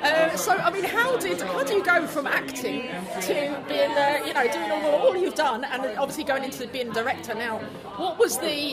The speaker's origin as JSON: {"language": "English", "town": "Bangor", "region": "Wales", "country": "United Kingdom", "said": "so I'm Welsh myself, from Bangor."}